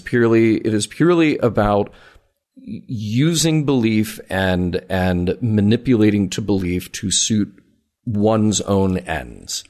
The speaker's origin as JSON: {"language": "English", "region": "the South", "country": "United States", "tie": "born or raised there", "said": "we grew up in the South around the same time."}